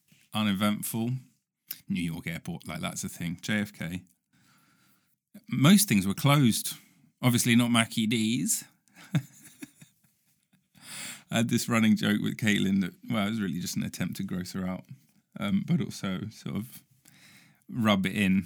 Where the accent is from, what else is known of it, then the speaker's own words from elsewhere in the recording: United Kingdom; ancient, in US terms, ancient, you know, as a Brit.